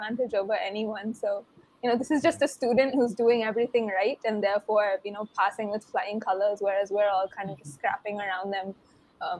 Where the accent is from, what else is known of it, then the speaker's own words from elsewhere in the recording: India; we're Indian